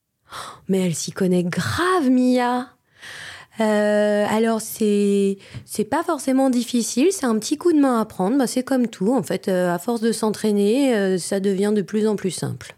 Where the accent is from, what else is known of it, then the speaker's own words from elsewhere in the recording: Vosges, Grand Est, France; moved away; je suis franco-allemande et, euh, quand j'étais petite, je vivais dans les Vosges